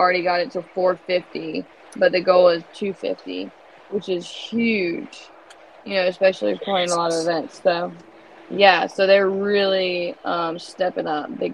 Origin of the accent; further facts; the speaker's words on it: North Carolina, United States; moved away as an adult; also born or lived in Raleigh; now in Florida, United States; I'm living in Florida, and I'm from North Carolina